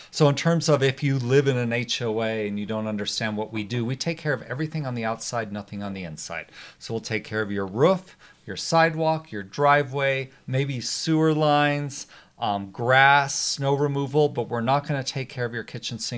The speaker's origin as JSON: {"language": "English", "town": "Arvada", "region": "Colorado", "country": "United States", "tie": "born or raised there", "said": "I grew up in Arvada."}